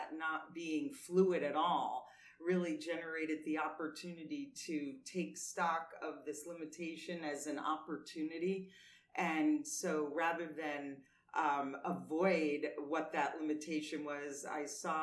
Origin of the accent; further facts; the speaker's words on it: New York City, New York, United States; moved away; I grew up in New York City